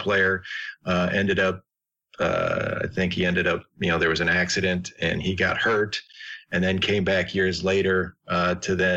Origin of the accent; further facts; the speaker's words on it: Chicago, Illinois, United States; I grew up in Chicago